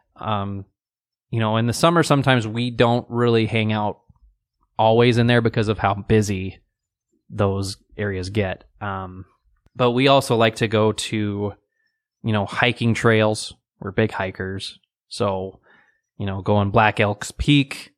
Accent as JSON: {"language": "English", "town": "Rapid City", "region": "South Dakota", "country": "United States", "tie": "born or raised there", "said": "So I was born in Rapid City and even myself being here thirty-six years now."}